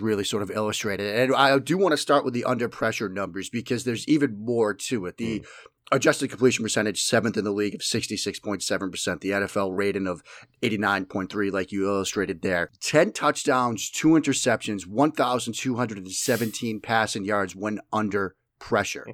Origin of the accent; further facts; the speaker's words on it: Boston, Massachusetts, United States; accent: Boston; my flagrant Boston accent